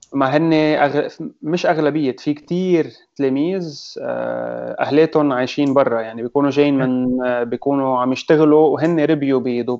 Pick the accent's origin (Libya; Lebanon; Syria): Lebanon